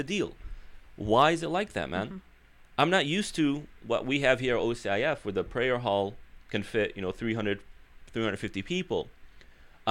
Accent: Chicago, Illinois, United States; moved away as an adult; now in Southern California, United States; being born and raised in Chicago, community is very strong there, very strong

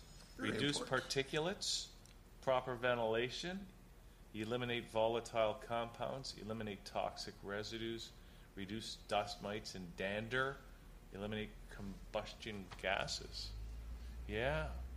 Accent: Hamilton, Ontario, Canada; And I know Hamilton had one. Yes. My hometown had one.

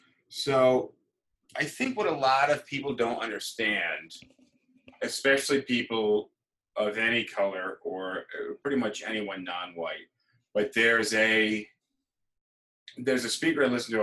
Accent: New York City, New York, United States; Be like, oh yeah, you know, I'm from New York.

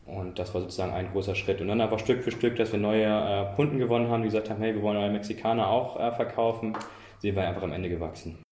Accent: Germany; moved away as an adult; now in Braunschweig, Germany; ich komme eben aus der Nähe von Hamburg

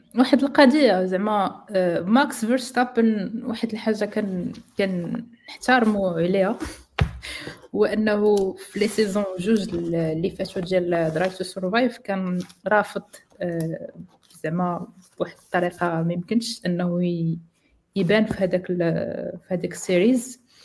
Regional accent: Morocco; عندنا في المغرب

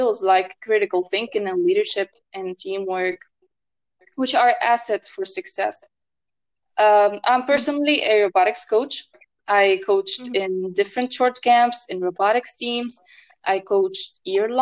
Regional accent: Tunisia; I'm from Tunisia

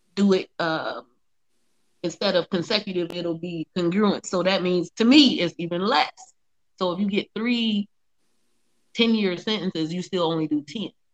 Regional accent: Ohio, United States; I'm from Ohio

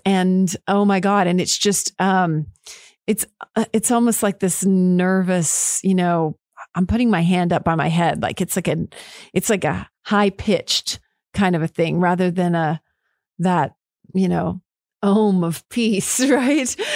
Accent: Killeen, Texas, United States; I'm Killeen, Texas, just right down the road

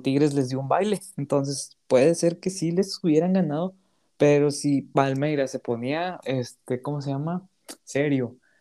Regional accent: Mexico; pudiéndolo ver como mexicano

